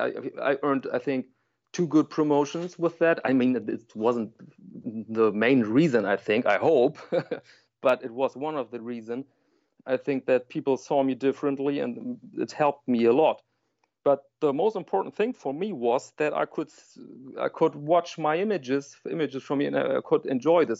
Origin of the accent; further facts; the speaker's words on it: Germany; I'm from Germany